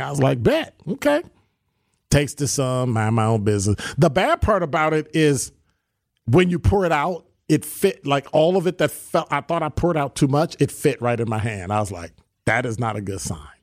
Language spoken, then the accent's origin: English; Chicago, Illinois, United States; also born or lived in Sherman Park, Milwaukee, Wisconsin; now in Milwaukee, United States; I'm from Chicago